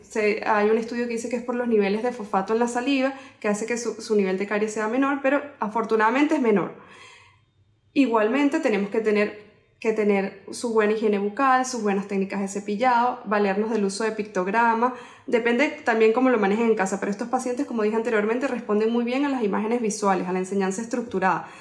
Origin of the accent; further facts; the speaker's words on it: Venezuela; moved away as an adult; also born or lived in Spain; now in Miami, United States; yo soy odontólogo de Venezuela